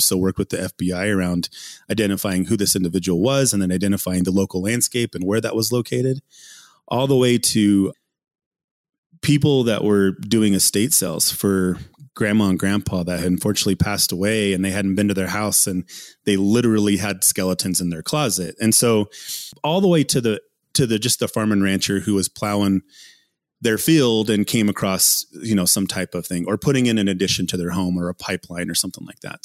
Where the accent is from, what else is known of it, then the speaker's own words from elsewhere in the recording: Ute Mountain Ute Reservation, southwestern Colorado, United States; being born and raised in, in southwestern Colorado, McKelmel Canyon is where I grew up and on the Ute Mountain Ute Reservation.